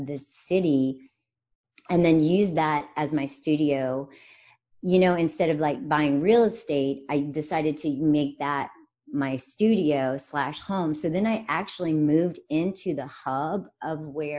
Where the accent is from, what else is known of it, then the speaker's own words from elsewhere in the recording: rural North Carolina, United States; moved away as an adult; also born or lived in New York City / London / San Francisco / Connecticut; I am from literally like rural North Carolina. My family has been in that spot for 200 years